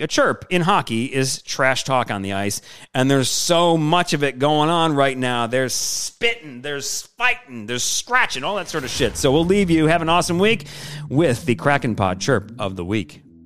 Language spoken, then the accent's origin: English; Michigan, United States; moved away as an adult; now in New Orleans, United States; me growing up in Michigan